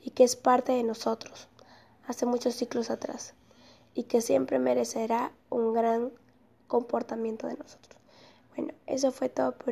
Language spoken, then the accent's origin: Spanish; Peru; Nosotros como peruanos debemos saber valorar lo que nos pertenece